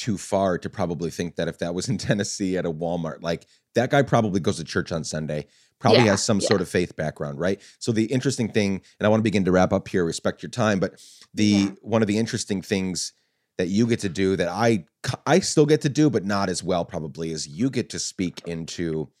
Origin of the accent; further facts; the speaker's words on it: Guatemala; I grew up in a very violent country. I grew up in Guatemala.